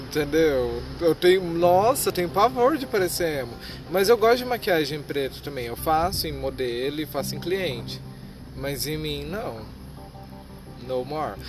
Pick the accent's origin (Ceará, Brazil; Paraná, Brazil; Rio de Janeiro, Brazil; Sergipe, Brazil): Paraná, Brazil; Cornélio Procópio; also born or lived in Minas Gerais; Eu nasci aqui em Cornélio, fui embora para Minas Gerais, daí eu vim embora para Cornélio muito novo